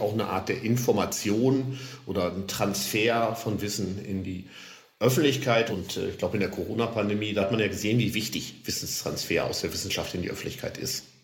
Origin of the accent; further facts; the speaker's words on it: Lower Saxony, Germany; ich komme ja aus Niedersachsen, also nicht aus dem Saarland